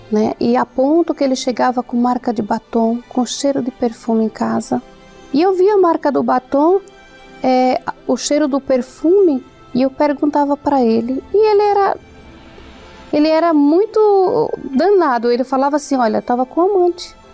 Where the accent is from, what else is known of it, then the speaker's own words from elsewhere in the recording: Alagoas, Brazil; é... eu trabalho como personal organizer. Eu vim de Alagoas, né?